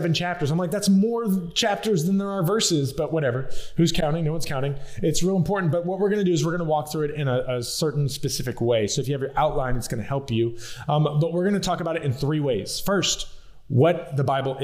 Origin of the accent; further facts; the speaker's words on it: South Louisiana, United States; also born or lived in Colorado; I'm from South Louisiana.